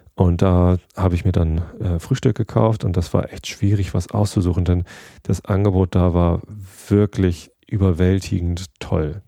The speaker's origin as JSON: {"language": "German", "country": "Germany", "said": "ich komme aus Deutschland"}